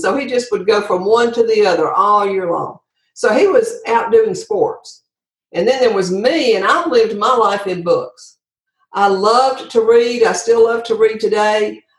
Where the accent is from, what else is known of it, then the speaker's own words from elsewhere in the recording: Andalusia, Alabama, United States; Yes. Andalusia, Alabama is my hometown.